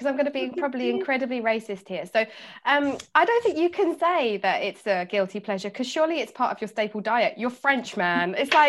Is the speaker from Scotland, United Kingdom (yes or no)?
no; London, United Kingdom; I'm from South London